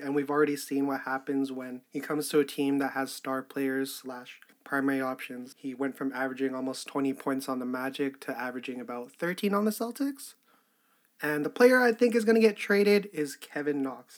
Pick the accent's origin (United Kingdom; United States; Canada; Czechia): Canada; I'm fucking Canadian